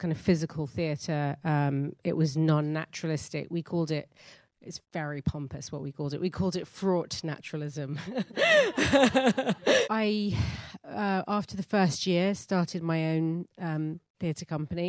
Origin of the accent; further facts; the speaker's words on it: England, United Kingdom; I'm first generation, and so I am English